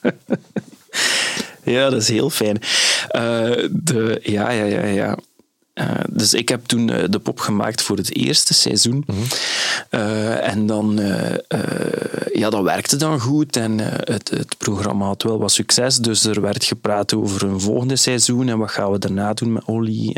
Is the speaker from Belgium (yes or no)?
yes; Flanders, Belgium; Zoals Vlaming